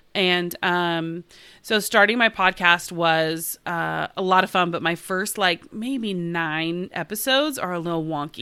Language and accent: English; Oklahoma, United States; moved away as an adult; now in Los Angeles, United States; I'm originally from Oklahoma, and I went to Oklahoma State University